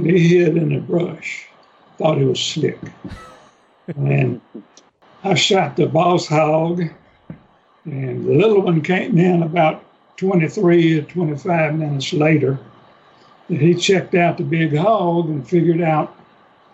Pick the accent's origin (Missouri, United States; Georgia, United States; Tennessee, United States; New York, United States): Tennessee, United States; Gibson County; I grew up in Gibson County, Tennessee. It's in the western part